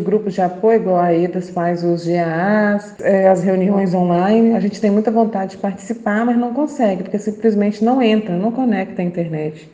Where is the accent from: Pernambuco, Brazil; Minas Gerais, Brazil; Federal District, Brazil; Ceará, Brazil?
Minas Gerais, Brazil; Brumadinho; eu sou aqui da localidade de Taquaraçu, em Brumadinho